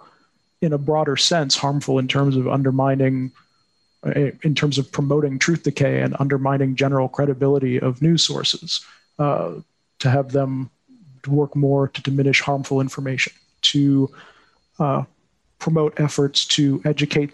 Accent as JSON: {"language": "English", "country": "United States", "said": "As an American"}